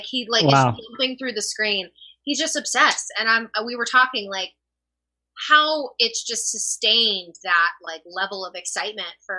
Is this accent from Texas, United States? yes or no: yes; Texas, United States; I grew up in Texas